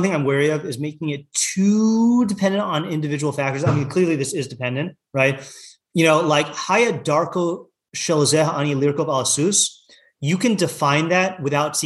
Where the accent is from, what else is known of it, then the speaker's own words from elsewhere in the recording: Seattle, Washington, United States; moved away; I'm coming from Seattle.